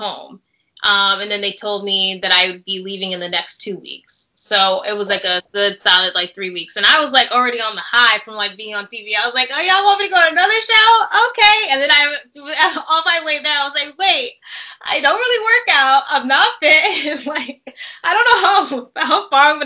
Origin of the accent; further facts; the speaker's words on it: New York City, New York, United States; now in New Jersey, United States; I'm a city girl. I'm from New York City